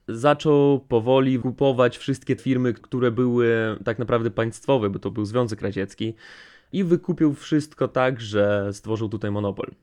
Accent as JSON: {"language": "Polish", "region": "Transnistria", "country": "Moldova", "first_language": "Russian", "second_language": "Polish", "said": "bo u nas ten kraj kraj się nazywa Pridnistrowie"}